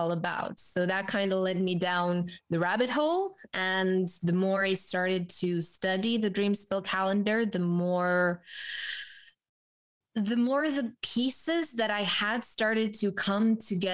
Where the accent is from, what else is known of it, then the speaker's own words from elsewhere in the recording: Romania; born and raised in Romania